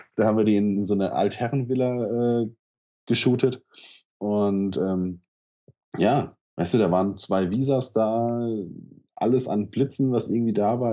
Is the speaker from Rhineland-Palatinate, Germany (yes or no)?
yes; Mainz, Rhineland-Palatinate, Germany; ich bin ähm, in Mombach groß geworden. Das ist so der Problembezirk hier in Mainz